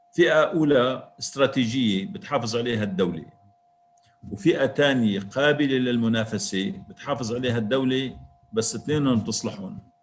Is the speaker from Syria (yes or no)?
yes; Syria; نحن كسوريين